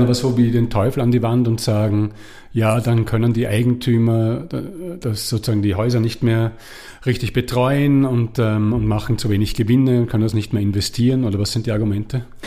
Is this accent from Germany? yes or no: no; Austria; now in Switzerland; ich komme aus Österreich